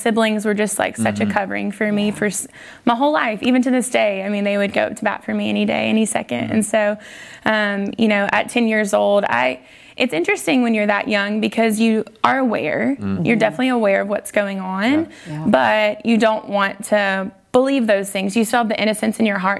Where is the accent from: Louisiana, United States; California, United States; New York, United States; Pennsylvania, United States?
Louisiana, United States; North; I grew up in Louisiana, like you guys were saying. I was actually in North Louisiana